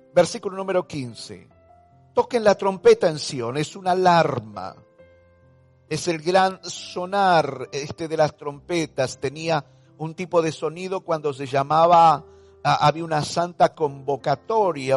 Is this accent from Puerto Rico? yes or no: no; Argentina; todo lo que estamos experimentando como ciudadanos argentinos